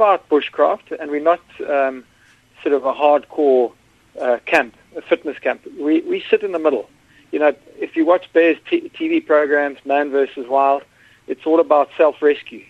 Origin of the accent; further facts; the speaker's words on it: Eastern Cape, South Africa; accent: South African; moved away as an adult; now in London, United Kingdom; I grew up in South Africa. I've lived in the UK now for 12 years